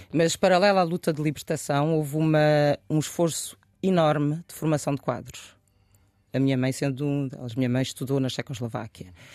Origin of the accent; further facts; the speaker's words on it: Oeiras, Lisbon, Portugal; moved away as an adult; also born or lived in Bissau, Guinea-Bissau / Benfica, Lisbon; cresci em Oeiras e depois em Benfica